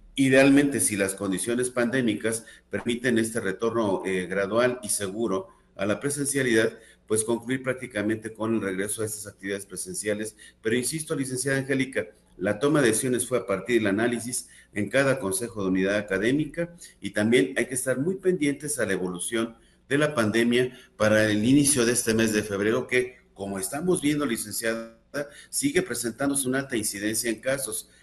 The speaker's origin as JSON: {"language": "Spanish", "country": "Mexico", "said": "como población mexicana tenemos un rasgo muy característico"}